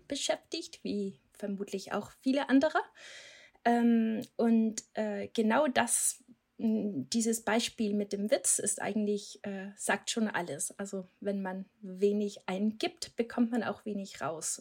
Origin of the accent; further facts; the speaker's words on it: Denmark; German is a second language; moved away; Ich komme aus Dänemark, deswegen habe ich diesen komischen Akzent